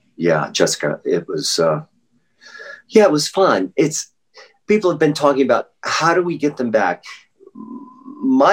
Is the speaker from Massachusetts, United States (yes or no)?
no; Norfolk, Virginia, United States; born there; also born or lived in Louisville / Wake Forest; Louisville, Kentucky, I graduated from high school. I was born in Norfolk, Virginia. My dad went to Richmond. We lived in Wake Forest.